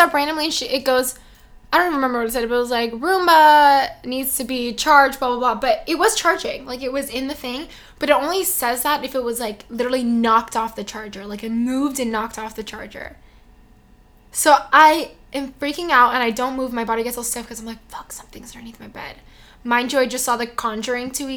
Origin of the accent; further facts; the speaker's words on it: United States; I'm so American